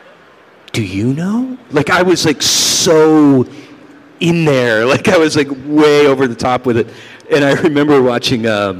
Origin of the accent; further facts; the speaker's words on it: New York, United States; See, I'm from New York. Sorry. Hey. I would be a slice of Joe's on Bleecker Street.